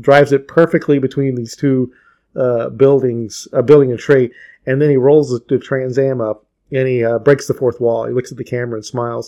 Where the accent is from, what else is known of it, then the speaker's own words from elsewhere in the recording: Atlanta, Georgia, United States; I grew up in Atlanta